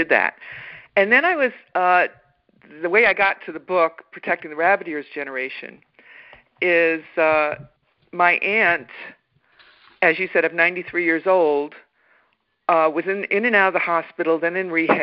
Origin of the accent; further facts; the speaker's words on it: New York City, New York, United States; moved away as an adult; also born or lived in Manhattan, New York; I grew up in Staten Island, New York, a fairly small city in New York.